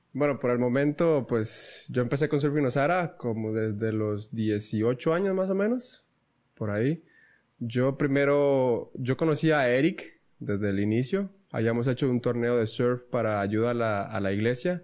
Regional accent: Ostional, Guanacaste, Costa Rica; yo vengo de Ostional y hasta guiones pues está lejos.

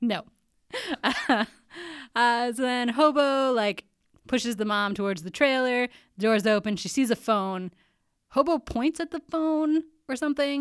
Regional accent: Canada; also born or lived in United States; I'm a Canadian

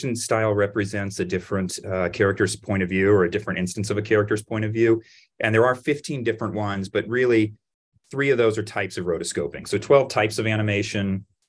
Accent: the West, United States; I grew up in the West

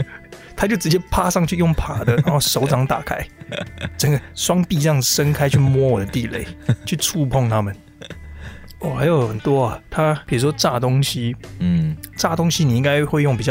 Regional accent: Taiwan; 我们台湾人

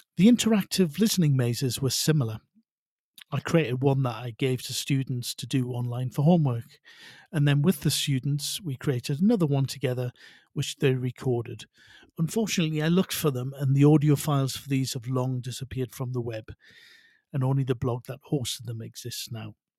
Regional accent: North Shields, North East England, United Kingdom; also born or lived in Spain; now in Mexico City, Mexico; although I'm originally from North Shields in the northeast of England, I now live and work in the very lively Mexico City

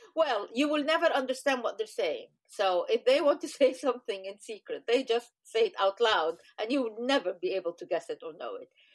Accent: Egypt; I come from Egypt

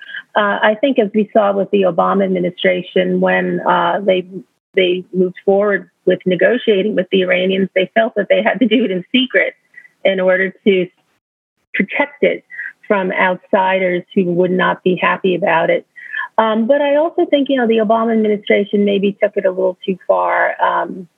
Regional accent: New York, United States; my home state where I am now, New York

